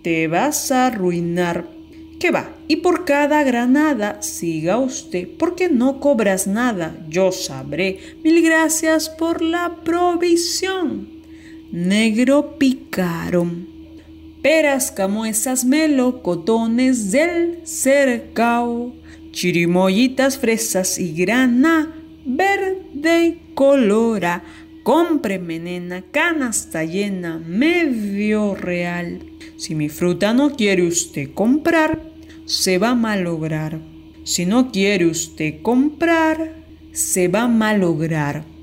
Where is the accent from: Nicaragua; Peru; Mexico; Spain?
Peru; Lima; soy de Lima, Perú